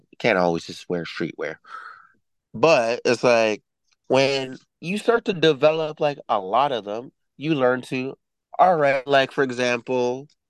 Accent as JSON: {"language": "English", "country": "Canada", "also_born_or_lived": "Toronto", "said": "we're Canadian. We live in Toronto."}